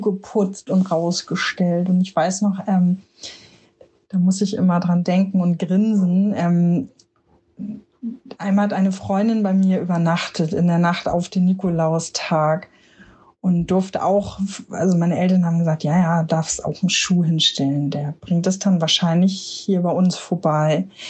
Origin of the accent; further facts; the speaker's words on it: Hamburg, Germany; Ich komme aus Hamburg